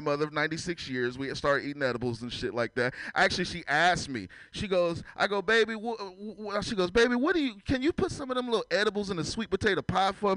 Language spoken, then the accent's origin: English; San Francisco, California, United States; I'm from San Francisco